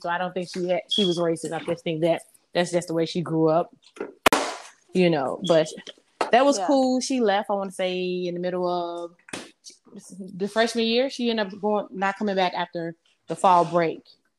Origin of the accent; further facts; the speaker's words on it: Chicago, Illinois, United States; I grew up on the west side of Chicago. And, well, a little bit of everywhere, to be honest. But I guess the bulk of my years was spent on the west side of Chicago. I grew up on the south side, suburbs, east side.